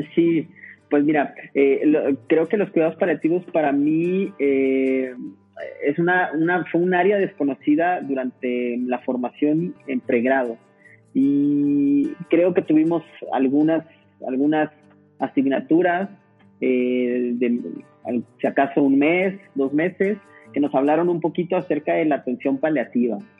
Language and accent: Spanish; Saltillo, Coahuila, Mexico; moved away as an adult; also born or lived in Barcelona; regresar aquí a mi ciudad natal, a Saltillo, Coahuila